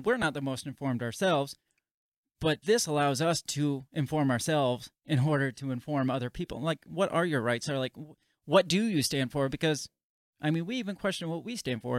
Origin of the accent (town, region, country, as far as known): United States